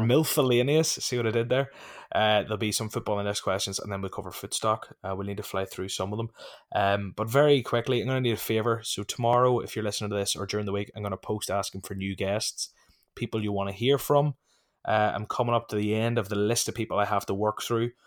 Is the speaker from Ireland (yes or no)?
yes; Ireland; I'm from Ireland.